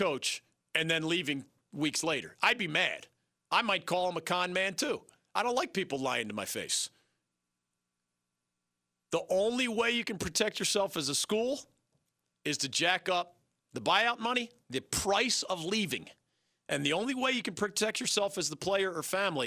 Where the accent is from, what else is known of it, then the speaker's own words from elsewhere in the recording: Philadelphia, Pennsylvania, United States; I grew up in the Philadelphia area